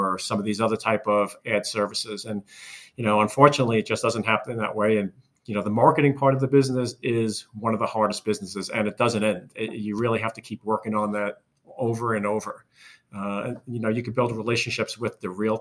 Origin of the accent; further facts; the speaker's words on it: Long Island, New York, United States; born and raised in Long Island